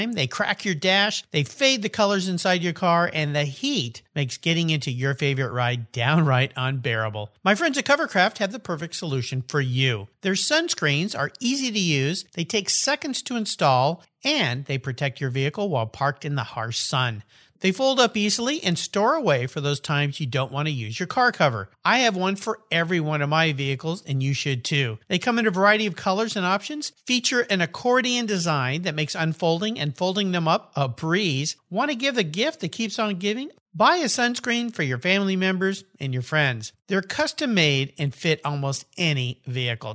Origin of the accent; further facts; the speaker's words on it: San Diego, California, United States; now in Washington, United States; my old hometown, San Diego, California